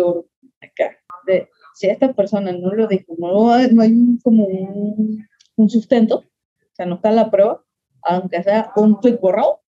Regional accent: Venezuela; now in Mexico City, Mexico; soy venezolana

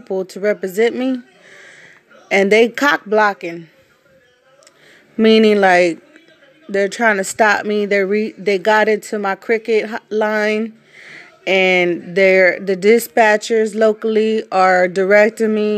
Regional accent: Fort Bend County, Texas, United States; I'm from Fort Bend County

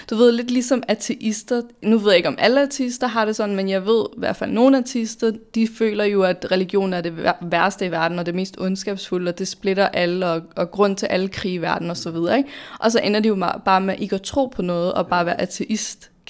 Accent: Denmark; vi er født og opvokset i Danmark, de fleste af os.

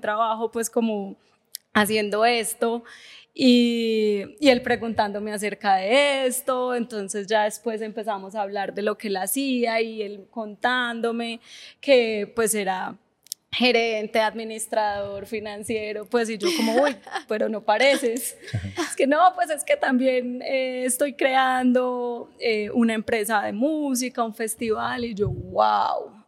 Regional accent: Paisa, Antioquia, Colombia; yo soy paisa, pues repaisa

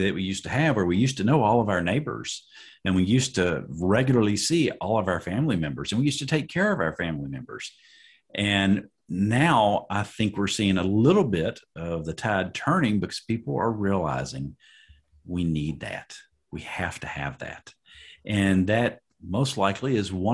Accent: Tennessee, United States; I'm Southern biscuit fried. I live in Lebanon, East Nashville

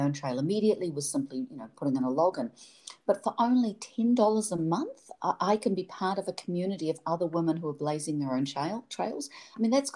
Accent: New Zealand; moved away; I'm from New Zealand

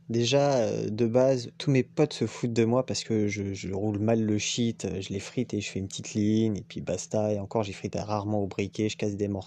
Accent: Guadeloupe, France; J'ai grandi aux Antilles et dédicace à la Guadeloupe on roule avec des ciseaux.

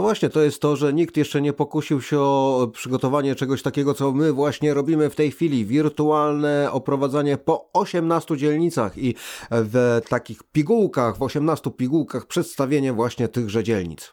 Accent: Warsaw, Masovian Voivodeship, Poland; Wychowałem się na Żoliborzu, mieszkam tu do tej pory

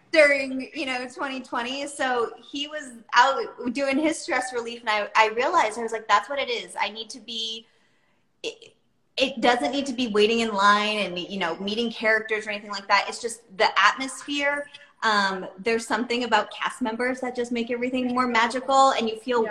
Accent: East Coast, United States; moved away; I'm from the East Coast

